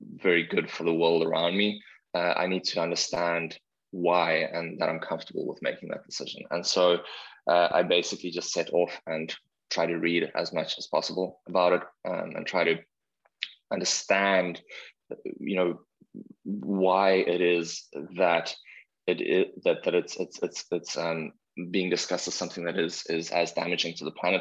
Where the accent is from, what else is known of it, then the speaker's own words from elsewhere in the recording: South Africa; now in Vancouver, Canada; I'm from South Africa